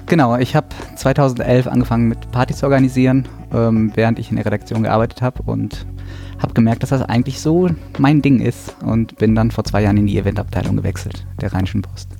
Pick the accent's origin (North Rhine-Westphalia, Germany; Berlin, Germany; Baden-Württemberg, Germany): North Rhine-Westphalia, Germany; Düsseldorf; gebürtiger Düsseldorfer